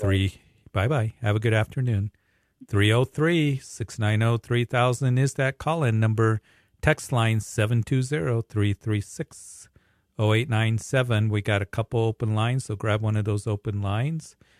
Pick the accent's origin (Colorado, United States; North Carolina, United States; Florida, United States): Colorado, United States; Fountain; also born or lived in Aurora, Colorado; I grew up in the Fountain area, Whitefield area